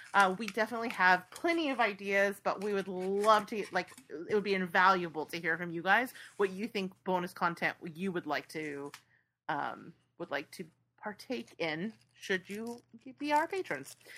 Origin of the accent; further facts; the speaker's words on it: San Francisco Bay Area, California, United States; I grew up near the Bay Bridge